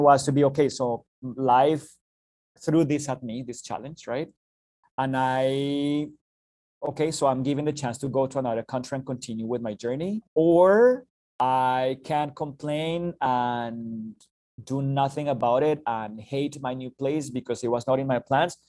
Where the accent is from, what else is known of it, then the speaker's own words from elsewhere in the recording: Bogota, Colombia; moved away as an adult; now in Canada; originally from Bogota, the capital city of Colombia in South America